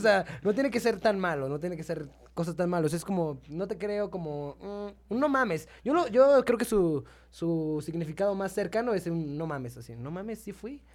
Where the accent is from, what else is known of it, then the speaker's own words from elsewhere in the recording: San Luis Potosí, Mexico; now in Mexico City, Mexico; soy de San Luis